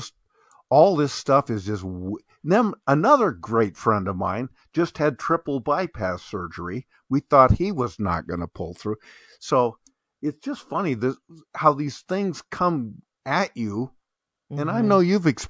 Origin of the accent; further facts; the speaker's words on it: Bend, Oregon, United States; I have had two cousins that I grew up with, here in my hometown of Bend, Oregon